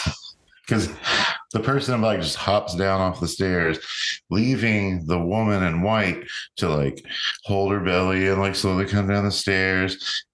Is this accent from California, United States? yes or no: no; Ohio, United States; born there; I guess I like the Reds because I was born near Cincinnati.